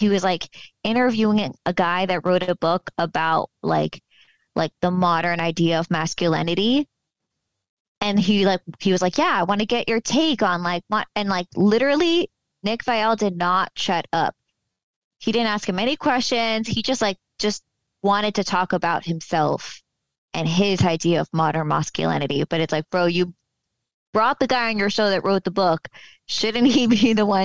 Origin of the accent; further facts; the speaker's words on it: Fort Lauderdale, Florida, United States; So, I moved within the last two years. I moved back home to my hometown, Fort Lauderdale, Florida.